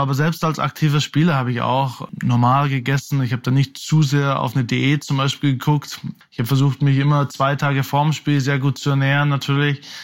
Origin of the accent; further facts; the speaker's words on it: Oberaudorf, Bavaria, Germany; also born or lived in Munich; dass ich eben aufgewachsen bin in Oberaudorf, dann bei Rosenheim gespielt habe, dann die, die meiste Zeit in München eben gelebt habe, habe ich mich immer als einer von uns Bayern eben halt auch gesehen